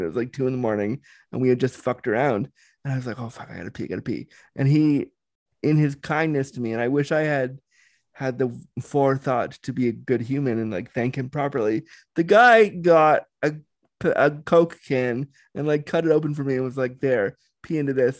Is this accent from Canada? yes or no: yes; Canada; I'm Canadian